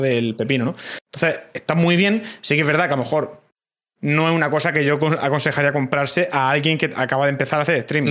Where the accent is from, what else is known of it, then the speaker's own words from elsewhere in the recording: Cartagena, Region of Murcia, Spain; accent: Murcian; Yo soy, yo soy de Cartagena, sé, hablar lo justo, y sí que es verdad que... Eh, cuando estoy en directo, cuando tal, intento no forzar eh, el, el, quitarme acento